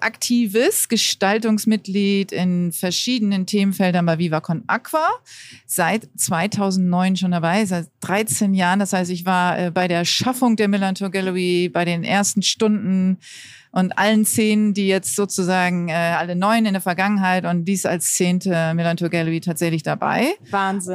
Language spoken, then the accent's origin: German; Hamburg, Germany; Ich bin hier geboren und aufgewachsen.